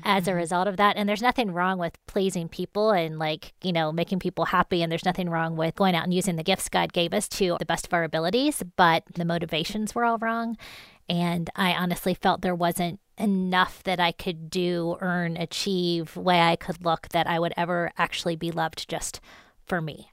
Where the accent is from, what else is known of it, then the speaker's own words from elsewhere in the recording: Columbus, Ohio, United States; I grew up in Columbus, Ohio.